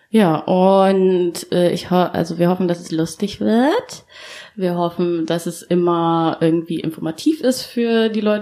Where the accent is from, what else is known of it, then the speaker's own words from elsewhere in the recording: Uganda; now in Berlin, Germany; Also wir kommen alle aus Ostafrika oder, und haben auch da alle mal gelebt. Ähm, wir haben alle in Berlin gelebt. Ähm, ja, und unsere Familien wohnen ja noch da. Genau, also ich lieg leider dieses Jahr nicht nach Uganda